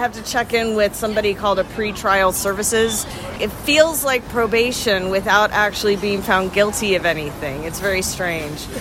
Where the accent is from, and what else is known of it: Atlanta, Georgia, United States; born or raised there; also born or lived in Nashville, Tennessee